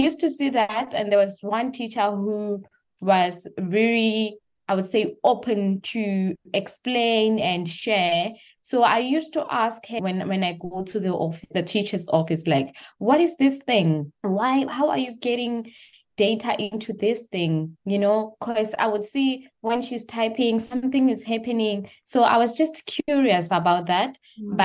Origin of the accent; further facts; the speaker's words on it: Dry Harts, North West, South Africa; I grew up in South Africa in a small village called Dry Hearts in Northwest.